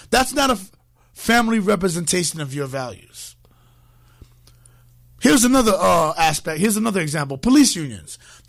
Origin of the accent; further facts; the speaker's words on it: Harlem, New York, United States; now in Connecticut, United States; I'm originally from Harlem. But then the rent for an apartment went up to like $3 million a month. So here I am in Connecticut now on an extended stay vacation.